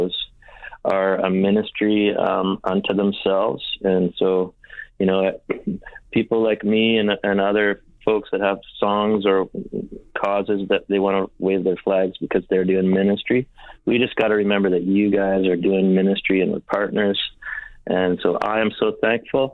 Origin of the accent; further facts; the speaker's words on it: Winnipeg, Manitoba, Canada; in Winnipeg, I grew up in Winnipeg